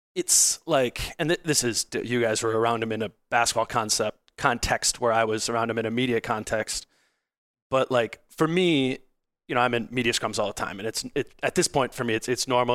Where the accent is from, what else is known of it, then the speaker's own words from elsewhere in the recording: Hopkins, Minnesota, United States; I grew up in, I grew up in Hopkins.